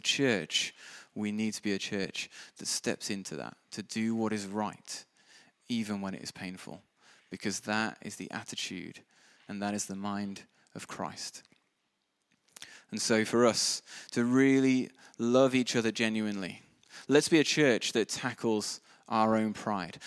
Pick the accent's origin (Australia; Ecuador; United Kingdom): United Kingdom; we're all British